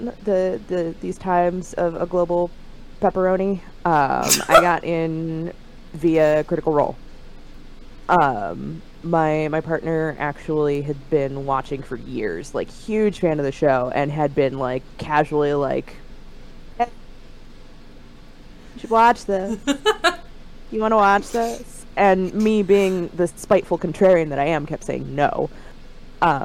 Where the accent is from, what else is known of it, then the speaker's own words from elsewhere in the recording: Central Illinois, United States; I am from Central Illinois, smack dab in the middle of, well, not technically in the middle